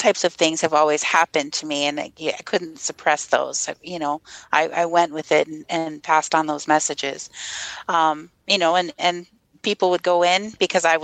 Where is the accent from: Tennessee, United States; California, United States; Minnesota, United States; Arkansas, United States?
Minnesota, United States; accent: Minnesota; also born or lived in Fargo-Moorhead; I was born and raised in Minnesota